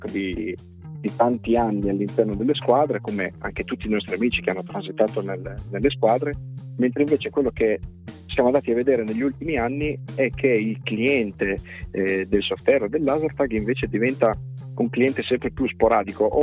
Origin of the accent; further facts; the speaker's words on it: Reggio Emilia, Emilia-Romagna, Italy; sono nato e cresciuto a Reggio Emilia